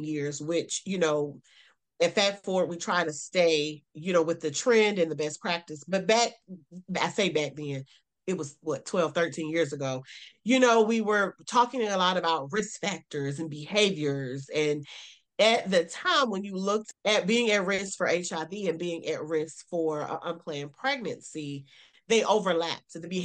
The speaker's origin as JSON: {"language": "English", "region": "South Carolina", "country": "United States", "also_born_or_lived": "Greensboro, North Carolina", "said": "I am a Southern girl. I'm from South Carolina."}